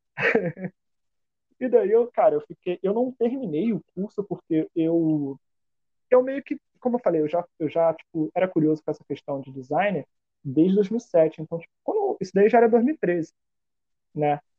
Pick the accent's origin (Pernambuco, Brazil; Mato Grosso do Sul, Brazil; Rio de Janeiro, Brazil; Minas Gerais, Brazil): Rio de Janeiro, Brazil; eu fui nascido e criado em Campo Grande